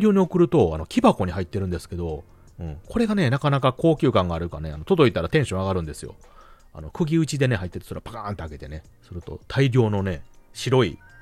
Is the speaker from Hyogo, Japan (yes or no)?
yes; Hyogo, Japan; うちの地元ではあの、そうめん